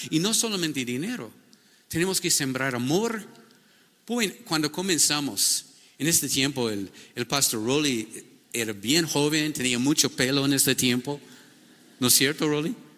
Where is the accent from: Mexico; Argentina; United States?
United States; Spanish is a second language; moved away as an adult; now in Ecuador; yo soy un gringo